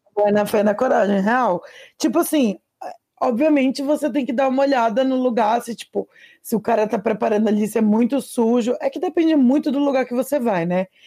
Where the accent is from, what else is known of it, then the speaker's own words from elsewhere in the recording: Pará, Brazil; meu país, Pará, minha nação, Amazônia